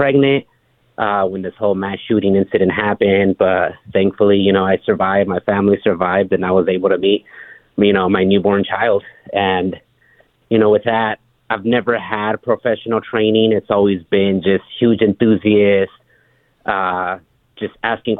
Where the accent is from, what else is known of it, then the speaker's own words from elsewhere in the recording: California, United States; I was born and raised in California